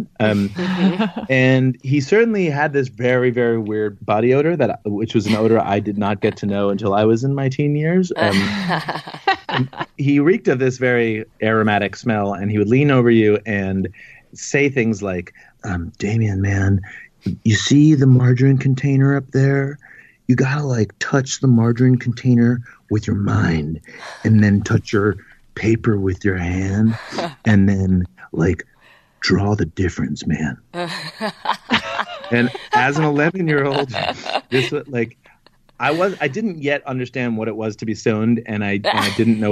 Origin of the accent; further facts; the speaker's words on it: Washington, District of Columbia, United States; moved away as an adult; also born or lived in Chicago; I grew up in Washington, D.C.